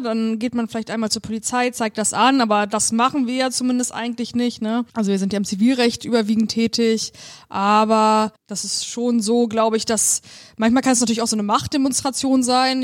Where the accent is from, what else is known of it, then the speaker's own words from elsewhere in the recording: Germany; moved away as an adult; now in Bremen, Germany; ich komme aus der Nähe von Hamburg